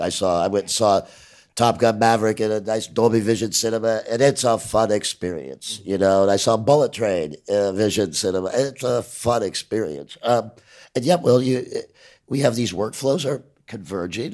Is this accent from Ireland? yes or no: yes; Ireland; I'm an Irish